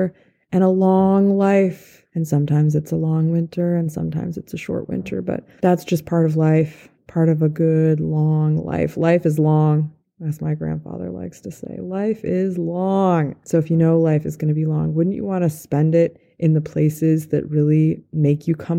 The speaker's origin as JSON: {"language": "English", "town": "Santa Fe", "region": "New Mexico", "country": "United States", "tie": "born or raised there", "also_born_or_lived": "Wenatchee, Washington / Boulder, Colorado", "said": "When I was 8 years old, we moved from Wenatchee, Washington to Santa Fe, New Mexico"}